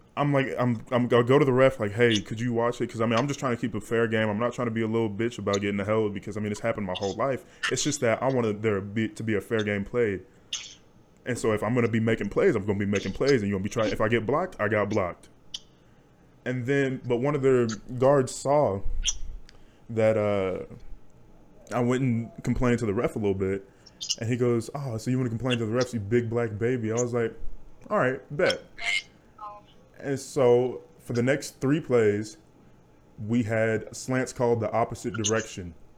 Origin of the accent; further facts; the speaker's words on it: Wichita, Kansas, United States; also born or lived in Hutchinson, Kansas; we're from Wichita, Kansas